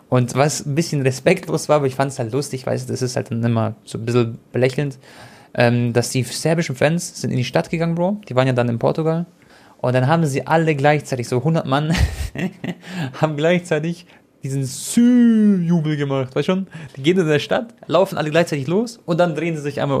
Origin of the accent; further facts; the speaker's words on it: Croatia; Ihr wisst ja alle, ich bin Kroate